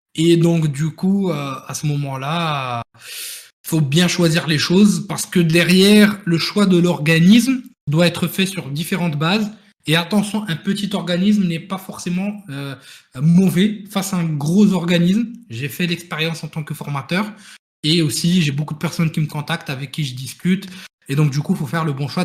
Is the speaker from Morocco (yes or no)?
yes; Morocco; now in France; là d'où je viens, le Maroc